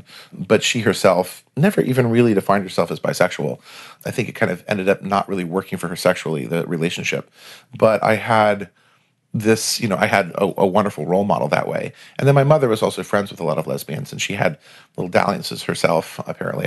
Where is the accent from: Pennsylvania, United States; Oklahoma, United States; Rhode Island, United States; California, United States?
Rhode Island, United States; Providence; I grew up in Providence, Rhode Island, which is a wonderful little town.